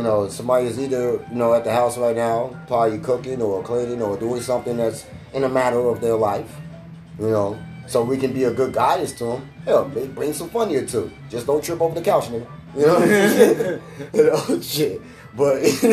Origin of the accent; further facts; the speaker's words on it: Chicago, Illinois, United States; we are from Chicago, Illinois